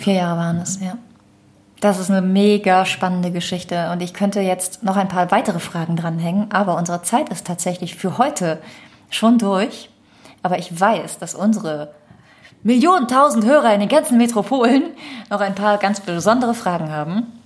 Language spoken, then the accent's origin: German; Düren, North Rhine-Westphalia, Germany; Denn Düren ist ja meine Heimat.